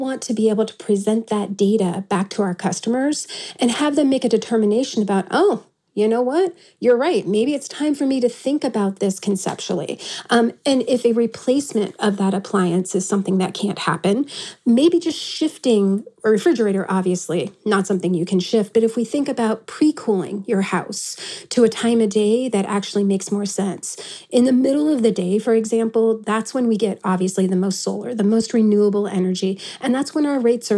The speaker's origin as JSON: {"language": "English", "region": "East Coast", "country": "United States", "moved": "yes", "lives_now": "Tucson, United States", "said": "I'm from the East Coast"}